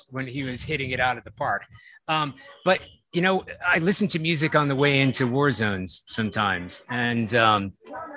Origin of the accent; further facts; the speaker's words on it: East Coast, United States; I'm a Sicilian and, you know, I come from the East Coast